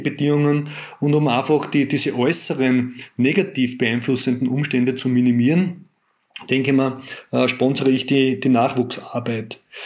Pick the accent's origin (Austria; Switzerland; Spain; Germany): Austria; wir als Österreicher